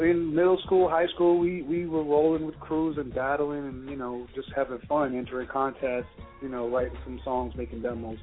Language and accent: English; New York City, New York, United States; born or raised there